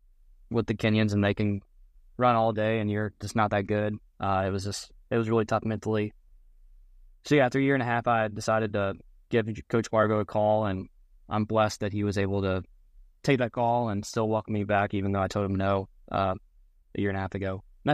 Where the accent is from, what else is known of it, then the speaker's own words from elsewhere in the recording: Kentucky, United States; But I grew up in the South End, Chris, so I definitely used to that.